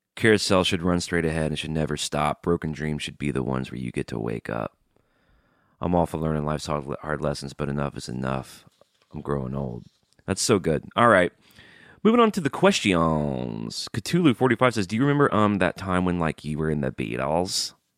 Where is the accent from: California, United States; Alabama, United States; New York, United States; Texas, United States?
Alabama, United States; Birmingham; now in Nashville, United States; I grew up in Birmingham, Alabama, and life growing up there wasn't always great.